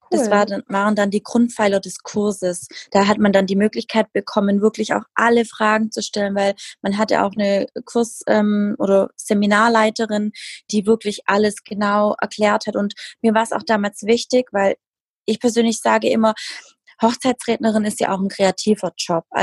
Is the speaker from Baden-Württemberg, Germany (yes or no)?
yes; Baden-Württemberg, Germany; 32 Jahre alt. Ich komme aus dem Schwabenländle